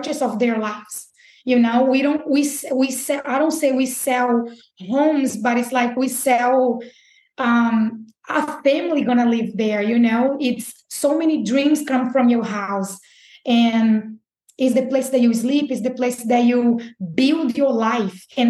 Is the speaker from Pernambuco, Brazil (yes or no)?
yes; Recife, Pernambuco, Brazil; moved away as an adult; also born or lived in Birmingham, Alabama; now in Jacksonville, United States; I'm from Brazil, and I came to Brazil in 2010